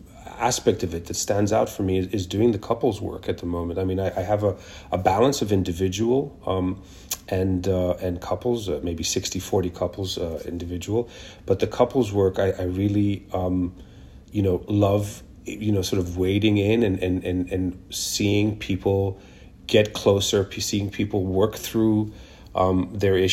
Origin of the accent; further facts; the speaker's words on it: Kenya; also born or lived in Israel; now in New York, United States; I was born in Israel, but grew up in Kenya and came here as an immigrant many years ago in the 90s.